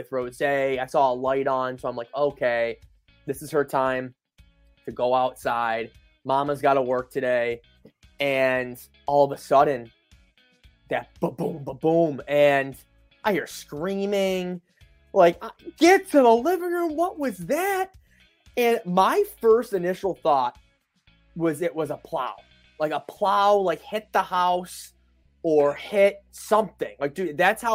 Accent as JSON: {"language": "English", "town": "Buffalo", "region": "New York", "country": "United States", "said": "We're from Buffalo"}